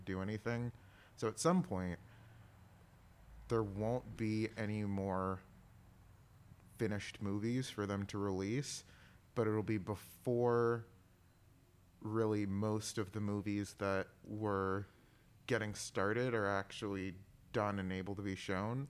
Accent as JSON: {"language": "English", "town": "Milwaukee", "region": "Wisconsin", "country": "United States", "tie": "born or raised there"}